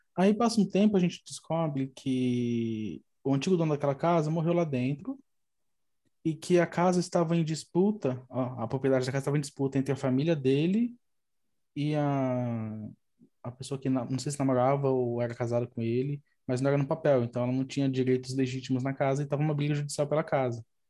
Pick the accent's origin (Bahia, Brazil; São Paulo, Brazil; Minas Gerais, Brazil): São Paulo, Brazil; also born or lived in Boa Vista, Roraima; Eu, eu sou daqui de São Paulo, aí quando tinha 18 anos, fui para lá e fiquei lá até uns 21, mais ou menos